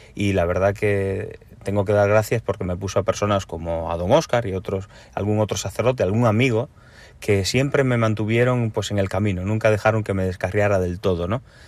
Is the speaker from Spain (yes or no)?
yes; Galicia, Spain; also born or lived in Cuba; Y soy nacido en Cuba y criado en Galicia.